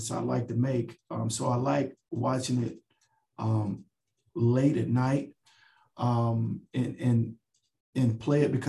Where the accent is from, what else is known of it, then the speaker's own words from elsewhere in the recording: Dallas, Texas, United States; also born or lived in Chicago; I grew up in Dallas, Texas